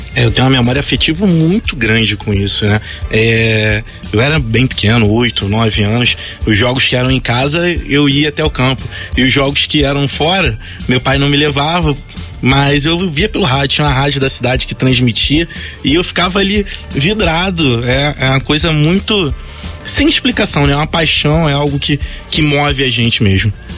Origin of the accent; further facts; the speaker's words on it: Nova Iguaçu, Rio de Janeiro, Brazil; acompanhar o time lá do meu bairro, né? Que é, na época assim que eu comecei a me entender como gente, estava é, crescendo, era foi campeão municipal lá de Nova Iguaçu